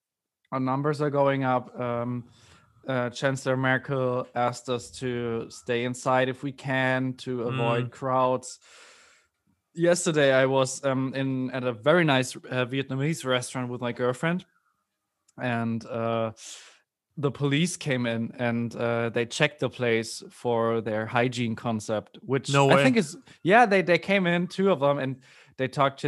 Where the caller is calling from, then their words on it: Hamburg, Germany; English is a second language; I'm speaking from Hamburg, Germany.